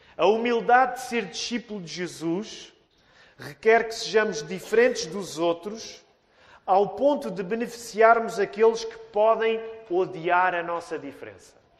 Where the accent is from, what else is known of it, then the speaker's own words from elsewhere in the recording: Portugal; Nós portugueses